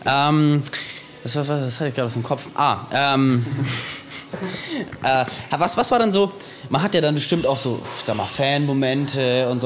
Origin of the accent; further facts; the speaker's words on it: Nuremberg, Bavaria, Germany; wir sind angereist aus Nürnberg